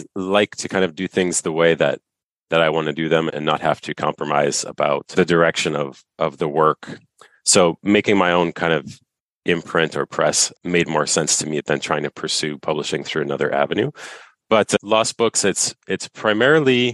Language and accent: English; United States; moved away as an adult; now in Canada; I was born in the United States, but I've been up here now since 2011